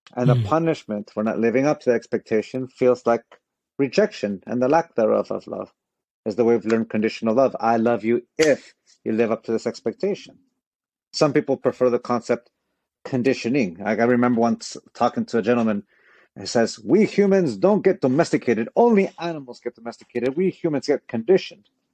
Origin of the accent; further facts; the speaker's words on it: San Diego, California, United States; also born or lived in Tijuana, Mexico; I was born in San Diego, California